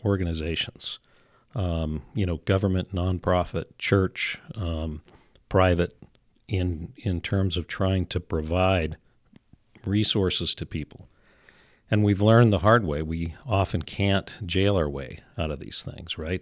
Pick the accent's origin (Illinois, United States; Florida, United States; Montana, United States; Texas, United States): Montana, United States; Kalispell; I was raised here, not born. We actually moved